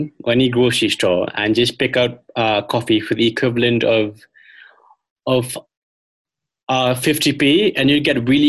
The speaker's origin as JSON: {"language": "English", "town": "Shillong", "region": "Meghalaya", "country": "India", "tie": "born or raised there", "said": "I've been in my hometown of Shillong in the northeast of India for the past couple of months."}